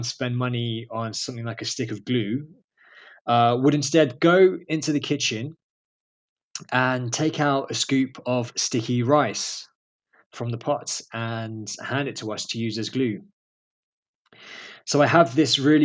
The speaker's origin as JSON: {"language": "English", "region": "London", "country": "United Kingdom", "tie": "born or raised there", "said": "I am originally from London. I was born and raised there in a borough called Camden"}